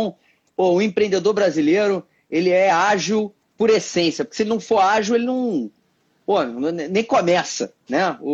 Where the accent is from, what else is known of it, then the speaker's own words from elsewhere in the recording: Rio de Janeiro, Brazil; é, é um moleque nascido e criado aqui no Rio